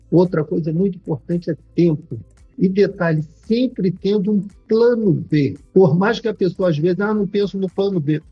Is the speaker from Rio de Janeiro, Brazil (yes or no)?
yes; Rio de Janeiro, Brazil; moved away as an adult; now in Portugal; Eu sou natural do Rio de Janeiro, crescido e criado no Rio de Janeiro